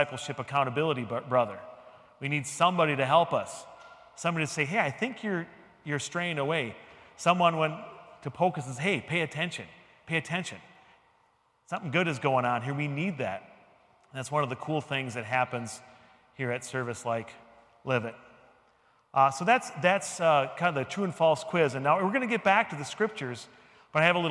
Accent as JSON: {"language": "English", "country": "United States", "said": "I'm very American"}